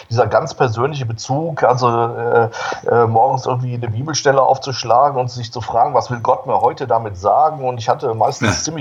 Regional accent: Solingen, North Rhine-Westphalia, Germany; 1960 geboren in Solingen. Solingen liegt in Nordwestfalen, so bei Düsseldorf, Wuppertal in der Gegend. Und äh, geboren und aufgewachsen in einer wirklich ganz katholischen Familie.

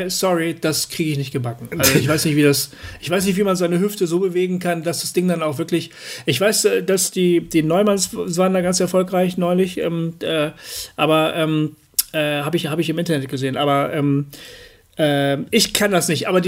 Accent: Germany; Und da muss man halt als Deutscher auch mal ein bisschen weiter reisen.

